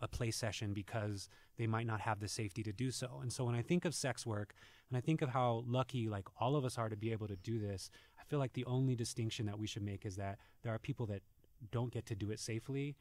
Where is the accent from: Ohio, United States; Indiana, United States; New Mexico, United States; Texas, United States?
New Mexico, United States; growing up in New Mexico